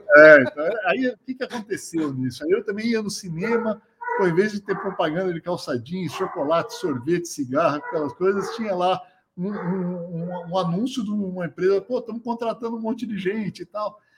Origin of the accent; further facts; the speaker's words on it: São Paulo, Brazil; also born or lived in Silicon Valley; vim de uma família de, de origem simples aqui da, da, zona sul de São Paulo